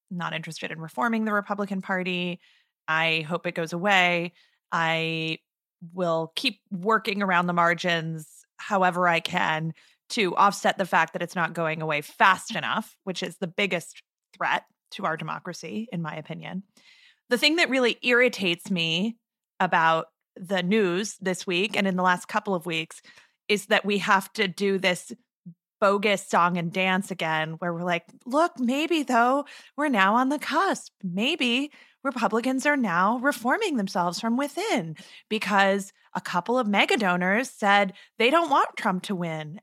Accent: Arizona, United States; I'm recording this from my hometown, and it was another beautiful morning to wake up in Katie Hobbs' country.

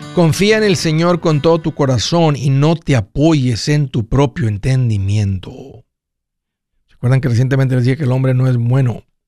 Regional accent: Tamaulipas, Mexico; los que somos de Tamaulipas

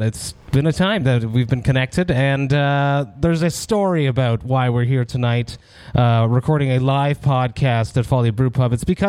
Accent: Montreal, Quebec, Canada; my hometown of Montreal

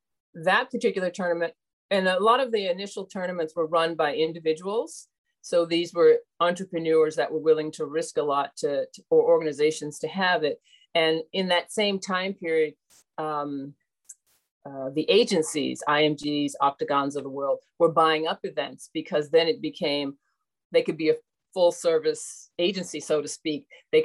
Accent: Cleveland, Ohio, United States; So I grew up in Cleveland as well. So at Forest City Tennis

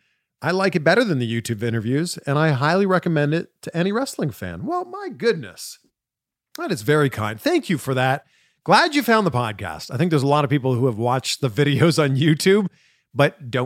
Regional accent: just outside of Toronto, Ontario, Canada; we're both from around the same area, just outside of Toronto. We're both Canadian.

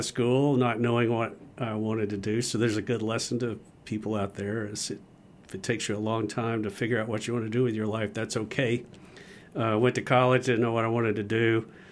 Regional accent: Gainesville, Georgia, United States; I grew up in North Georgia

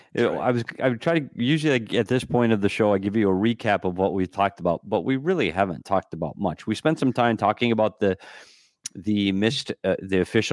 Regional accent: Bemidji, Minnesota, United States; Up in Bemidji, my hometown.

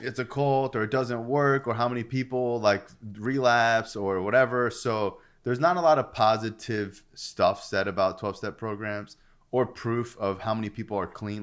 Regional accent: Florida, United States; I'm from Florida

